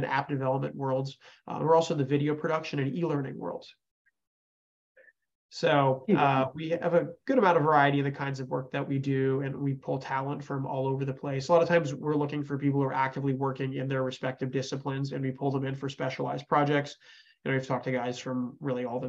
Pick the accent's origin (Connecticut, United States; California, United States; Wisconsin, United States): Connecticut, United States; now in Houston, United States; I'm from Connecticut originally